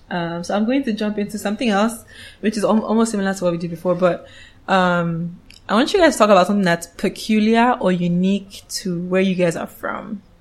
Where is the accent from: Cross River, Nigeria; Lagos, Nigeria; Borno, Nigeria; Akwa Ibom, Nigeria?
Cross River, Nigeria; So, like I said earlier, I'm Efik mm. and I'm from Cross River State.